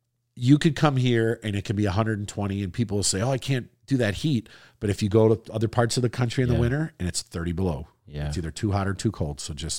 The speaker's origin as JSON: {"language": "English", "region": "Wisconsin", "country": "United States", "tie": "born or raised there", "also_born_or_lived": "Florida", "said": "Now, I'm actually a native Floridian. You know, even though I grew up in Wisconsin, I was born and spent half my life in Florida."}